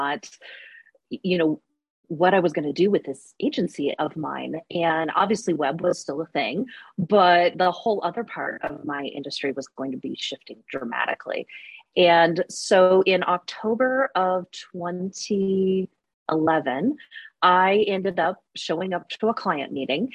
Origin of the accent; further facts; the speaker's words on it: Alaska, United States; now in Reno, United States; I was actually born and raised in Alaska